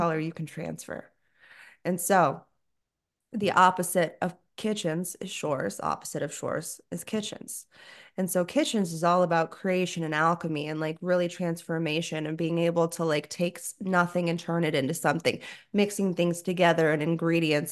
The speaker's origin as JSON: {"language": "English", "region": "South Florida", "country": "United States", "tie": "born or raised there", "said": "I grew up in South Florida"}